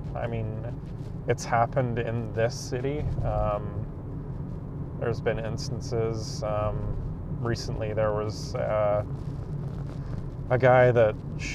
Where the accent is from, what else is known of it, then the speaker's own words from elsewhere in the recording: England, United Kingdom; now in Canada; I grew up in England, I moved to Canada